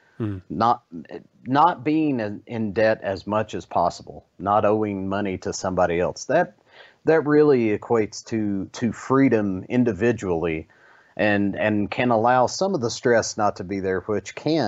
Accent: Kentucky, United States; I remember growing up in East Kentucky and being very poor but still being very happy.

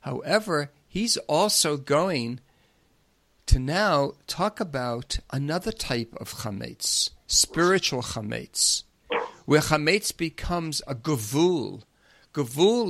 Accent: Long Island, New York, United States; growing up on Long Island

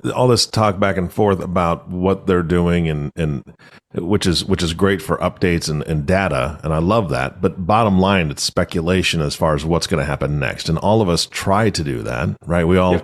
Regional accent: Washington, United States; I'm from Washington

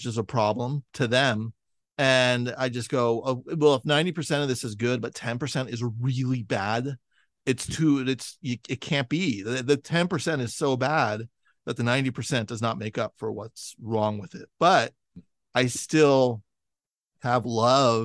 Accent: San Francisco, California, United States; now in Los Angeles, United States; I grew up in San Francisco. I live in Los Angeles now

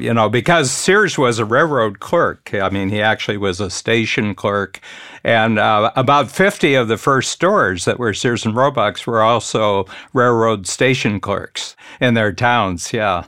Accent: Northern Ohio, United States; I grew up in Northern Ohio, halfway between Cleveland and Toledo.

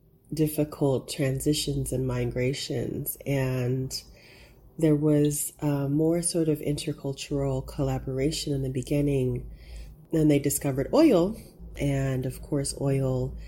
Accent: Oklahoma, United States; moved away as an adult; also born or lived in New York / Netherlands; my own experience of growing up in Oklahoma

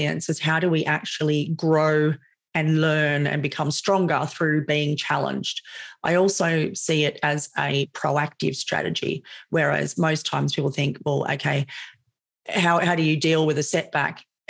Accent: Sydney, New South Wales, Australia; You can probably hear that I'm Australian. I live in Sydney, born and raised in Sydney.

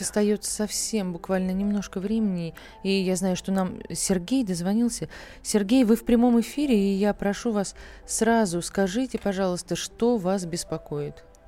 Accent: Saratov, Saratov Oblast, Russia; Я сама из Саратова.

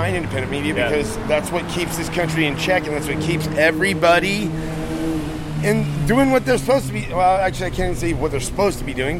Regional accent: Arizona, United States; also born or lived in Hawaii; And I came here from Arizona. Well, I went through Hawaii, which was weird, but 3 years in Hawaii

